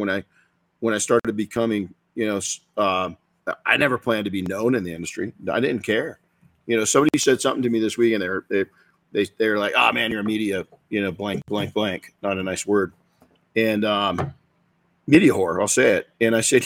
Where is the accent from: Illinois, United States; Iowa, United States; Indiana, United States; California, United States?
California, United States; Colton; Colton Junior High was rough